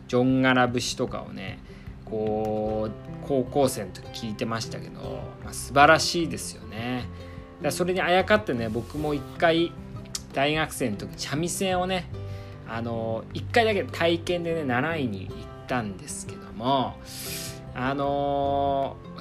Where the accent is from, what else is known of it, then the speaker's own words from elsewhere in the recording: Iwate, Japan; 岩手出身寒いところ出身なんですけどもね